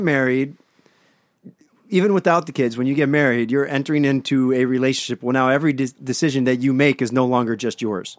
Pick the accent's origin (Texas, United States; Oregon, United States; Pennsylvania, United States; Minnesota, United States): Pennsylvania, United States; Pittsburgh; now in Hermosa Beach, United States; I grew up in Pennsylvania